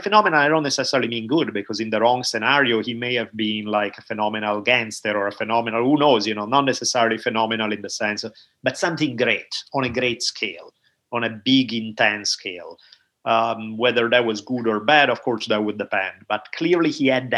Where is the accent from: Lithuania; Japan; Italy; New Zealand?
Italy; moved away; growing up in Italy